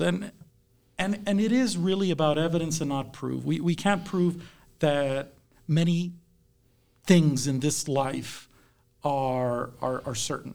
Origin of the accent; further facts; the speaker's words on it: South Texas, United States; now in Kansas, United States; I grew up in South Texas, so I'm a transplant to Kansas.